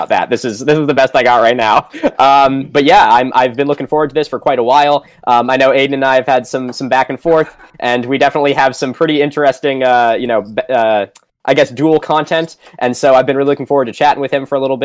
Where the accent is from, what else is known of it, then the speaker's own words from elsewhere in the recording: just outside of Lexington, Massachusetts, United States; I grew up just outside of Lexington, Massachusetts